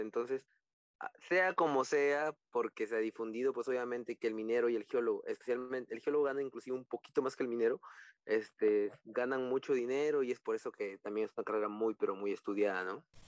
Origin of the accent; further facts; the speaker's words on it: Piura, Peru; yo soy piurano, yo soy de Piura